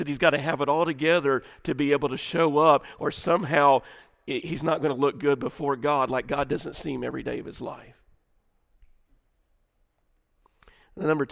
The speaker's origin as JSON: {"language": "English", "region": "the South", "country": "United States", "tie": "born or raised there", "said": "we grew up in the Southern church."}